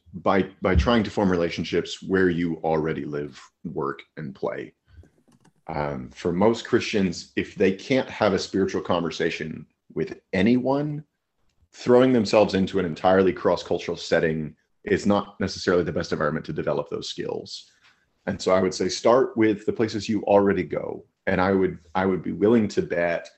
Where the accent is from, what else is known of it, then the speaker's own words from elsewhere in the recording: Amarillo, Texas, United States; I grew up in Amarillo, Texas